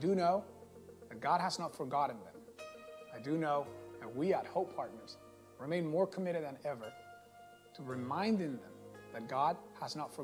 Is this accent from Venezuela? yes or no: yes; Venezuela; also born or lived in Atlanta, Georgia; now in San Jose, Costa Rica; I am originally from Venezuela. But I live now in Costa Rica